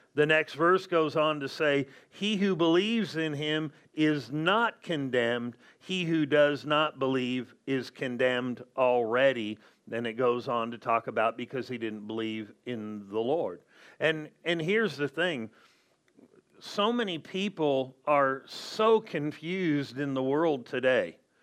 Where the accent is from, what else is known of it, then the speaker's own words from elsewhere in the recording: Southern California, United States; I grew up in Southern California